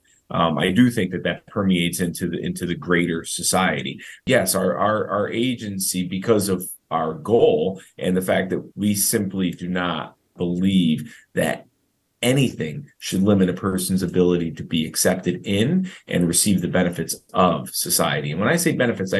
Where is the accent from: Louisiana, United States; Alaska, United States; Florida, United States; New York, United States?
New York, United States; Schenectady; I grew up in Schenectady, New York